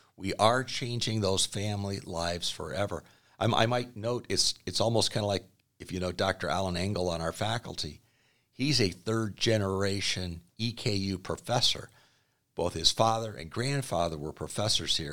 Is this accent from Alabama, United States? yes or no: no; Aurora, Illinois, United States; I grew up in the Chicago suburbs, Aurora, Illinois